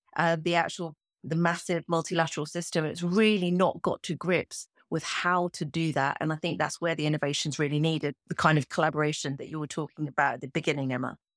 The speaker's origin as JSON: {"language": "English", "country": "Kenya", "said": "I'm a Kenyan"}